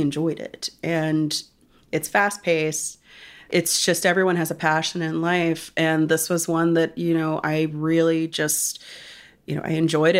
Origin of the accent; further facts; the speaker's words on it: Pennsylvania, United States; moved away; my home state of Pennsylvania